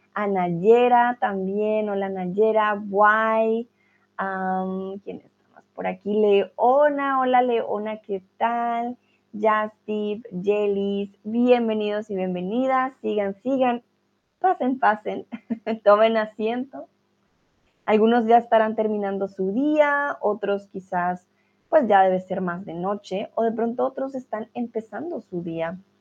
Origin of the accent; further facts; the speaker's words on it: Colombia; now in Germany; Yo soy de Colombia, pero estoy en Alemania